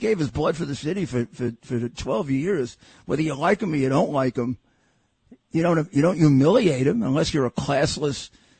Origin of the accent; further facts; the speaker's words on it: New York, United States; I'm a New Yorker all my life